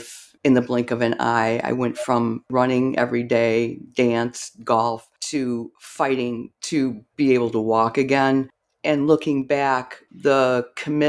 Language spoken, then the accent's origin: English; Rockford, Illinois, United States; I grew up in Rockford, Illinois